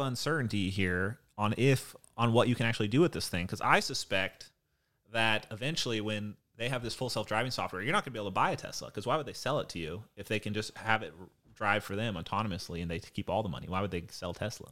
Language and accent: English; Hawaii, United States; moved away; also born or lived in Point Loma, San Diego; I grew up in Hawaii and we had tsunami alarms every month.